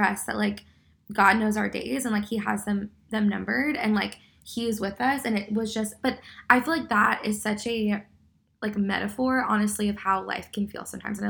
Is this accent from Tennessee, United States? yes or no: no; Texas, United States; It's like, we are in a whiteout, and we are from Texas, and we literally can't see.